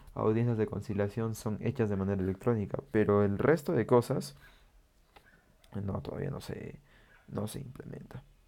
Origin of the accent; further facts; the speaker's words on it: Peru; yo vivo en Perú y pues en mi país estamos